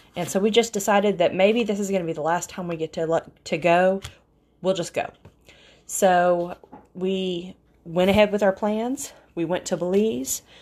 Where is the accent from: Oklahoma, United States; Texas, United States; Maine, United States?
Oklahoma, United States; we're from Oklahoma